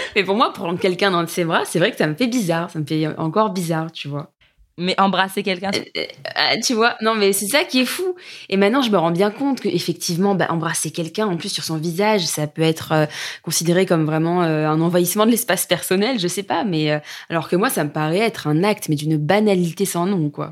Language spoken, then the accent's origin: French; France; en tant que Français